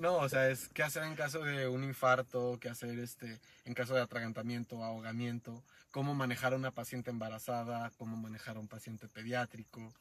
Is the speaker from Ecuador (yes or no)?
no; Mexico; también somos mexicanos, los mexicanos